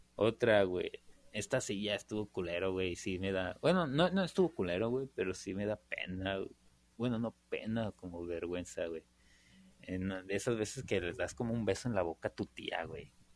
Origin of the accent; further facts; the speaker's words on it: Mexico; como buenos mexicanos que somos